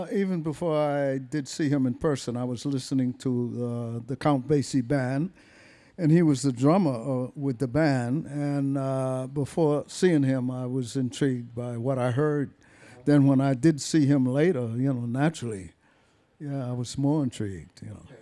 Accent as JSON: {"language": "English", "town": "Boston", "region": "Massachusetts", "country": "United States", "tie": "born or raised there", "said": "that's where I was born, in Boston. Massachusetts."}